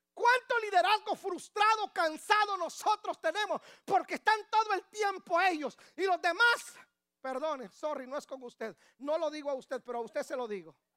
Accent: Guatemala; moved away; Guatemala, en mi país

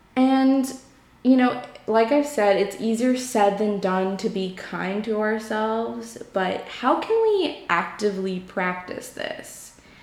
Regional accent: New York, United States; I'm from New York.

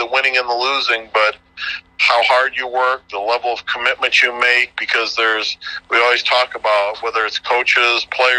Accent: Mendota, Illinois, United States; born or raised there; now in Ottawa, United States

